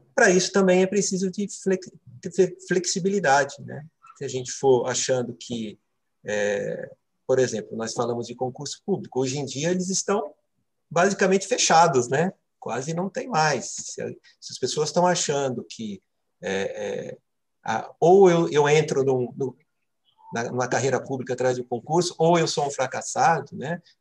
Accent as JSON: {"language": "Portuguese", "town": "Santo André", "region": "São Paulo", "country": "Brazil", "tie": "born or raised there", "moved": "as an adult", "lives_now": "Brasília, Brazil", "said": "sou paulista de nascimento, morei é, em São Paulo é, a maior parte da minha vida, estou em Brasília há 13 para 14 anos"}